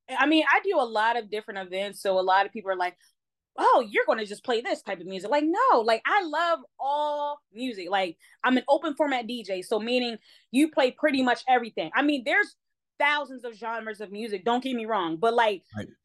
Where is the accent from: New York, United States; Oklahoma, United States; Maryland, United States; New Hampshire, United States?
Maryland, United States; Baltimore; because I don't have the the strict the strictly like Baltimore accent. I am born and raised in Baltimore.